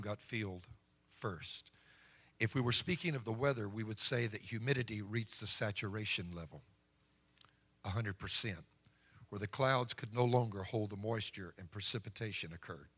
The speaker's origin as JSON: {"language": "English", "area": "Cajun", "region": "Louisiana", "country": "United States", "said": "being a Cajun"}